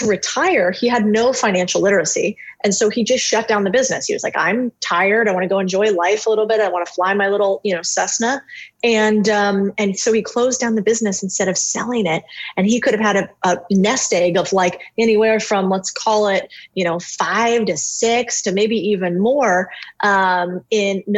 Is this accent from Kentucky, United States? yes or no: no; Phoenix, Arizona, United States; I grew up in Phoenix, Arizona.